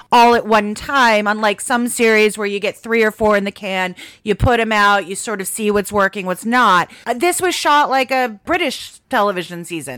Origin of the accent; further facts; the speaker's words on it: New Mexico, United States; I'm from New Mexico.